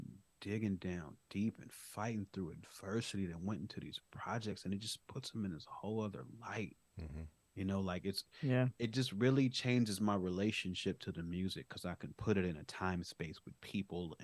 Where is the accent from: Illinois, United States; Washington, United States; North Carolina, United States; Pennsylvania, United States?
Illinois, United States; Chicago; I grew up on the South Side of Chicago.